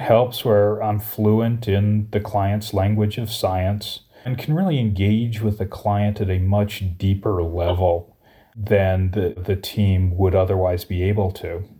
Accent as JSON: {"language": "English", "region": "Colorado", "country": "United States", "also_born_or_lived": "Chicago", "moved": "as an adult", "said": "originally I'm from Colorado"}